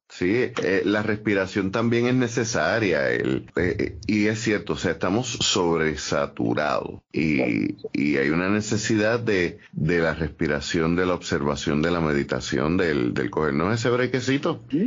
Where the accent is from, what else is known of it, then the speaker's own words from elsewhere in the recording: Ponce, Puerto Rico; soy de Ponce